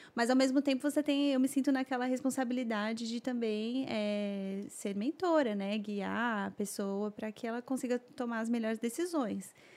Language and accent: Portuguese; São Paulo, Brazil; moved away as an adult; eu sou, sou, sou de São Paulo